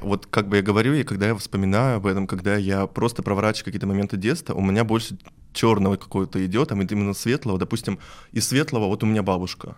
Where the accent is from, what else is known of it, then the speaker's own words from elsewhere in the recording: Perm, Perm Krai, Russia; я из Перми